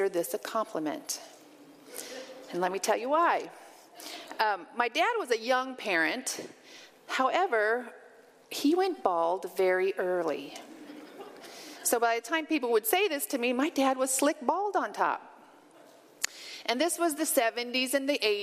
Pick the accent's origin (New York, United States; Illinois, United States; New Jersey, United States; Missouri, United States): Illinois, United States; Western; also born or lived in Arizona / Colorado; now in Nebraska, United States; I grew up in Western Illinois, in a town where both of my parents had grown up